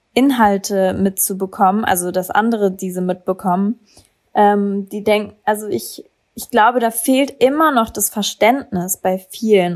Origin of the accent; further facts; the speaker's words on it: Berlin, Germany; ich komme aus Berlin.